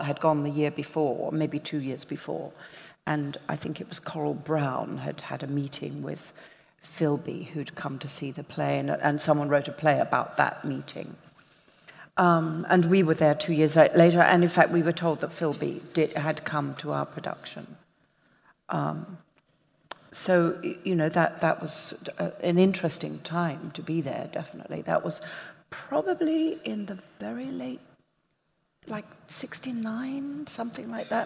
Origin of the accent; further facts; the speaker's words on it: Southend-on-Sea, East of England, United Kingdom; also born or lived in London; my hometown, Southend-on-Sea, which is like the Coney Island of Great Britain. Yes, that's where I grew up.